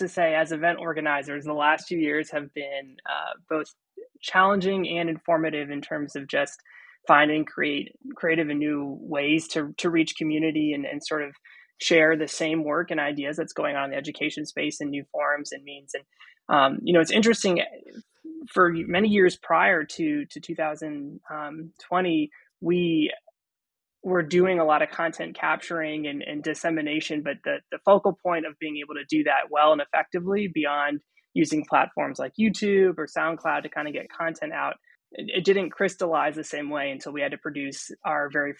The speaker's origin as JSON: {"language": "English", "region": "Delaware", "country": "United States", "said": "I'm from Delaware, coming at you from Delaware."}